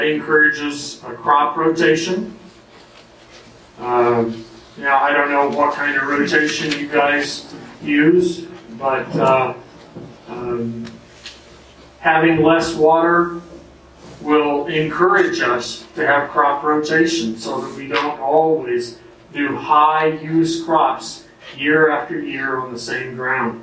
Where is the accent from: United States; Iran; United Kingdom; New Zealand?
United States; I'm an American male